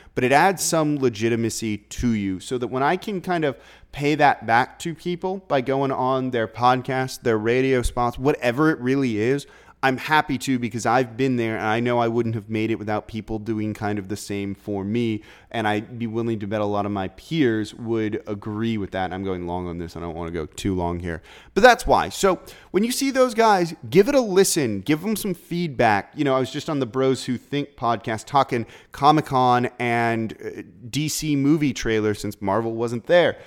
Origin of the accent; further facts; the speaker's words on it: Los Angeles, California, United States; now in New Orleans, United States; I'm from Los Angeles, grew up a huge Laker fan